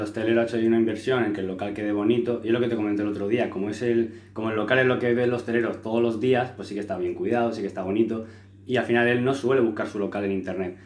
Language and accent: Spanish; Los Alcázares, Region of Murcia, Spain; allí en mi pueblo